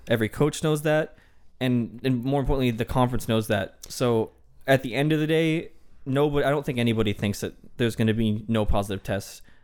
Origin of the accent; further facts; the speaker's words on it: Michigan, United States; I'm from Michigan